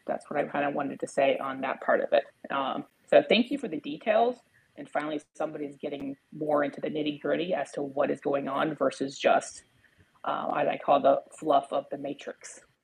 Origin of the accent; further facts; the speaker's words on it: United States; I am American.